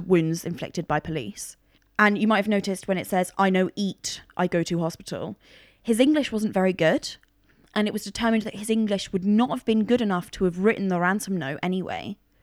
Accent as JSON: {"language": "English", "area": "Cook County", "region": "Illinois", "country": "United States", "tie": "born or raised there", "moved": "yes", "said": "I was born in Cook County"}